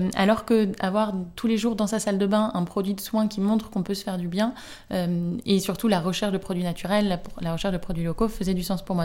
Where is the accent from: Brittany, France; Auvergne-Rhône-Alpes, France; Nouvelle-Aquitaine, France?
Brittany, France; near Rennes; now in Nantes, France; j'habite à Nantes, j'ai grandi à côté de Rennes, dans une petite ville